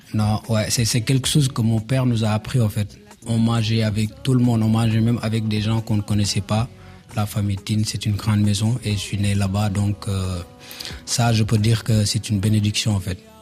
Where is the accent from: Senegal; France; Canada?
Senegal; Diamaguène, Dakar; je viens de la banlieue à Diamogun.